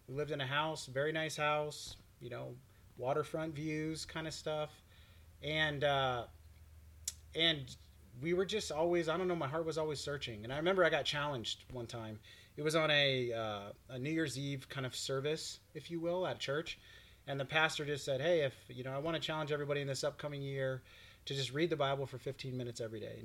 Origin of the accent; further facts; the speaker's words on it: Florida, United States; also born or lived in Montana; I was born in Montana, but raised in Florida and grew up right next to her in our same little town.